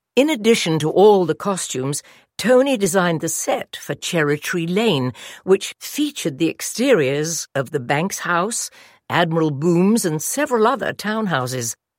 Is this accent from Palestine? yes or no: no; England, United Kingdom; moved away as an adult; Being English